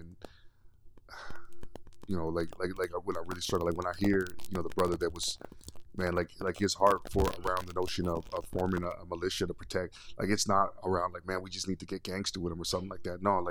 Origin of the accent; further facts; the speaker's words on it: Vancouver, British Columbia, Canada; growing up in Vancouver, you know, in Metro Vancouver area